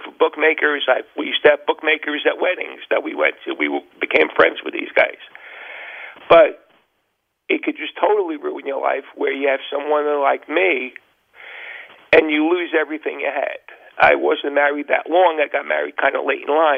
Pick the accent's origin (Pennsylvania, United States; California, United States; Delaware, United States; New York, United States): New York, United States; moved away as an adult; now in New Jersey, United States; I'm from New York originally